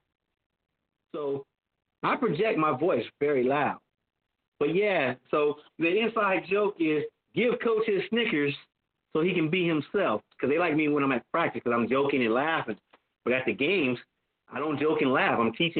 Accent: Compton, California, United States; moved away; also born or lived in Carson, California / Clark County, Nevada; I'm a kid from Compton, California.

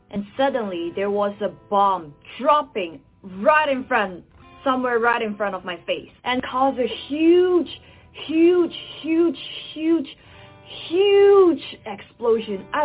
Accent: Malaysia; now in Taiwan; I'm a Malaysian who's currently living in Taiwan

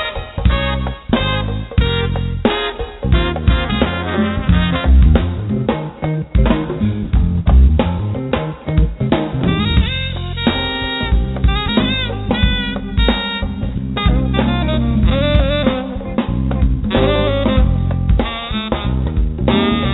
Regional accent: Virginia, United States; now in New York City, United States; I was born in Virginia

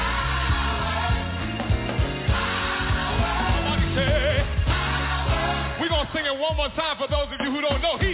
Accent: Bakersfield, California, United States; now in Los Angeles, United States; I'm a boy from Bakersfield, California

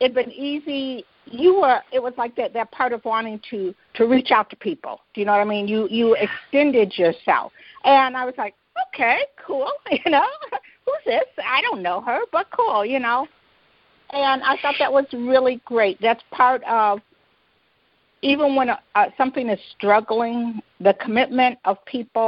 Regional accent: Detroit, Michigan, United States; I grew up in Detroit

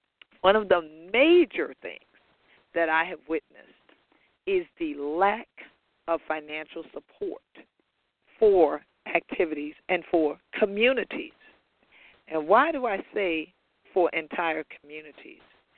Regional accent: South Carolina, United States; even though we are all from South Carolina

